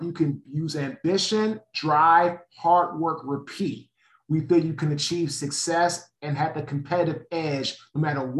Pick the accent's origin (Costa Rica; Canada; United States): United States; Washington, District of Columbia; now in Raleigh, United States; So I'm from Washington, D.C. originally. I now live in Raleigh, North Carolina with my wife and two daughters.